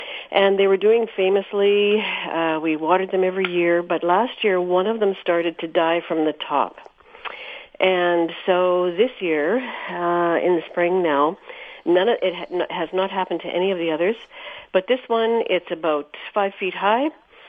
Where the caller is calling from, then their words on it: Stephenfield, Manitoba, Canada; I'm from Stephenfield, just west of Carmen.